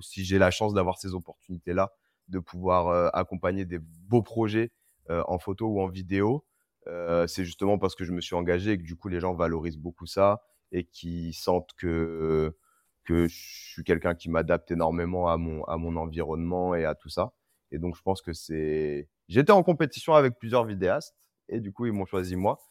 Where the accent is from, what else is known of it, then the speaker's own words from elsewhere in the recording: Reims, Grand Est, France; also born or lived in Senegal; now in Paris, France; Je viens de Reims